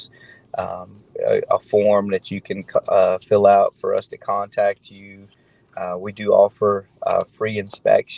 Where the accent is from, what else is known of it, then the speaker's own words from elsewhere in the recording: Auburn, Alabama, United States; moved away as an adult; also born or lived in Atlanta, Georgia / West Point, Georgia; I'm born and raised in the Auburn, Opelika area